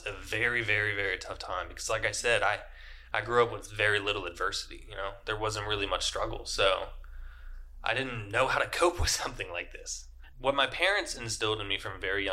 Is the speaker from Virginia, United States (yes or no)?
yes; Richmond, Virginia, United States; moved away as an adult; I'm from Richmond, Virginia. I lived there my entire life until just moving here last November in 2021